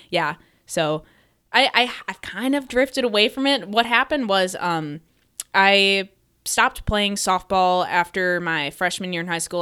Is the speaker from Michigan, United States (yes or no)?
yes; Metro Detroit, Michigan, United States; I grew up in the Metro Detroit area.